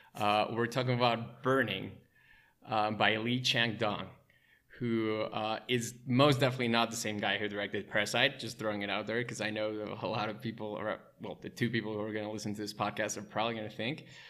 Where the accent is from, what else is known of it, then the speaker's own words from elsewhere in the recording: Mexico City, Mexico; also born or lived in Wisconsin; I was born and raised in Mexico City